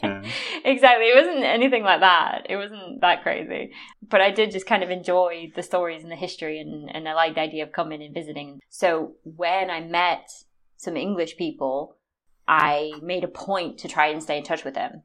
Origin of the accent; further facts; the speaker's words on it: United States; moved away as an adult; now in United Kingdom; I tend to only tell people I'm American